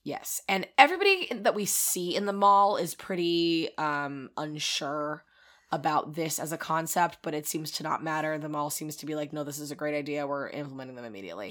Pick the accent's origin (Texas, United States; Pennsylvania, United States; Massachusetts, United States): Pennsylvania, United States; King of Prussia; I grew up near the King of Prussia Mall